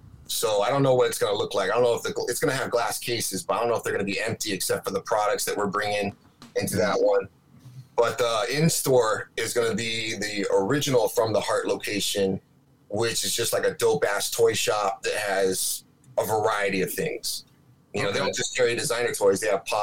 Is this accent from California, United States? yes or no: no; Hawaii, United States; also born or lived in San Diego / Okinawa / Seattle / New York; So I've been in Hawaii from the age of 10 on up. You know, I left when I was 18 to live in Seattle for a while. I lived in New York, but the majority's been Hawaii.